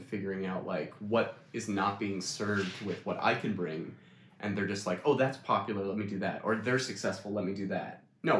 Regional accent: Scottsville, New York, United States; also born or lived in Canada; It's Scottsville, New York, in Wheatland, Chilliwack.

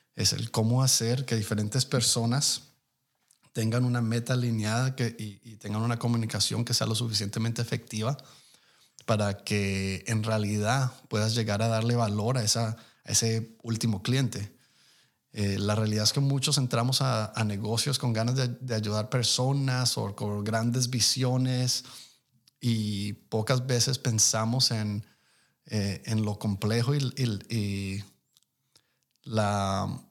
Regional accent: Colombia; now in United States; yo soy inmigrante colombiano de primera generación

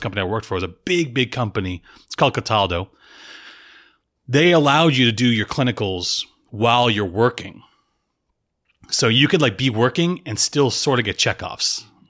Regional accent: Tampa, Florida, United States; also born or lived in Salem, Massachusetts / Boston area; We moved to Tampa, went to high school there

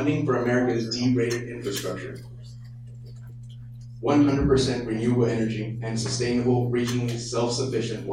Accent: Tracy, California, United States; also born or lived in Oakland, California; Born in Oakland, California, I was raised in Tracy by hardworking parents

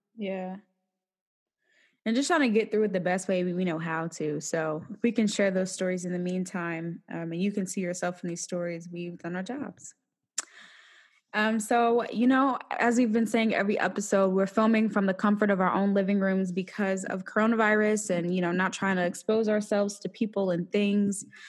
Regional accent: Ohio, United States; born or raised there; moved away

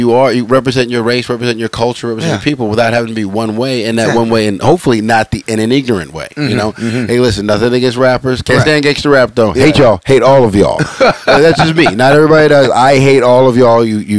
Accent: Los Angeles, California, United States; growing up in the San Fernando Valley

